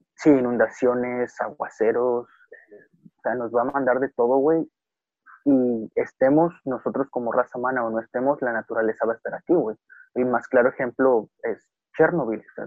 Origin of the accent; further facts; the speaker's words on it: Mexico; como sociedad mexicana